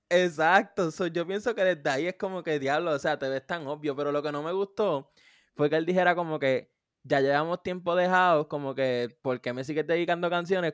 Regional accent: Puerto Rico; mi pueblo en Puerto Rico

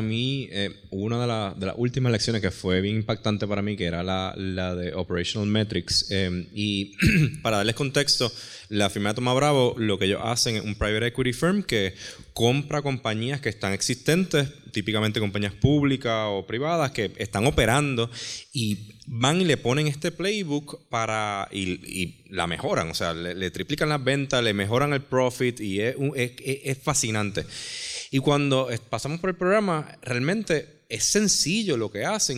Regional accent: Mayagüez, Puerto Rico; moved away as an adult; also born or lived in California; yo soy de Mayagüez.

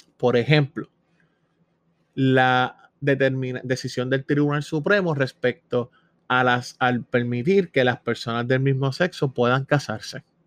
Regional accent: Puerto Rico; somos ciudadanos americanos residentes en Puerto Rico

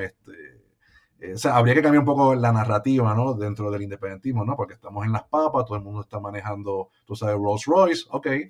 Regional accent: Puerto Rico; Puerto Rico eh, tiene la capacidad como puertorriqueños, ¿no? Y puertorriqueños de, de echar para adelante en nuestro propio país

